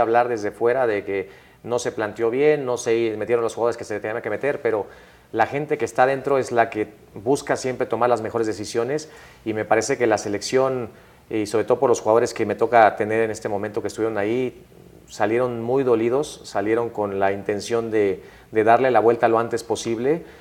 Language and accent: Spanish; Mexico; como mexicano